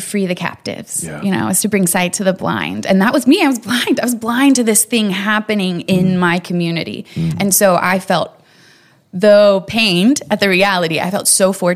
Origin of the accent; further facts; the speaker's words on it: Katy, Texas, United States; also born or lived in China; my family's been in Katy since like 1908